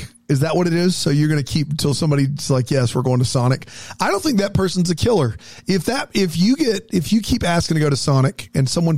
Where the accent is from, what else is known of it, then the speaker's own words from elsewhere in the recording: the South, Southern United States, United States; I do find myself in that inenviable position of being the Southerner